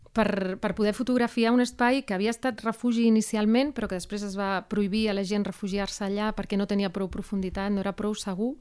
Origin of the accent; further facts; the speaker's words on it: Seville, Andalusia, Spain; now in Barcelona, Spain; jo sóc de Sevilla